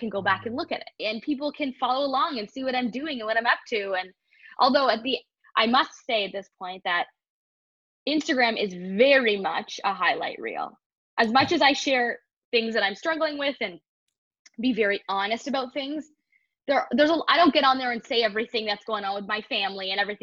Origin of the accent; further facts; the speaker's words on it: Toronto, Ontario, Canada; moved away as an adult; leaving Toronto where, as you know, because we grew up there in our community